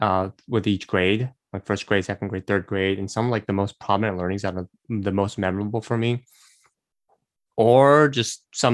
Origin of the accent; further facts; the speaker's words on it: Brazil; I grew up in Brazil most of my life, grew up with Korean parents, and also went to an American school all at once during my childhood.